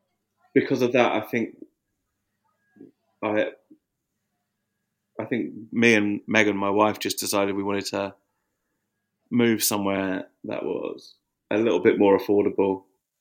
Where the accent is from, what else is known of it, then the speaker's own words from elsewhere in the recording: Watford, East of England, United Kingdom; moved away as an adult; now in Margate, United Kingdom; Margate's where I live now. I think like when I was growing up in Watford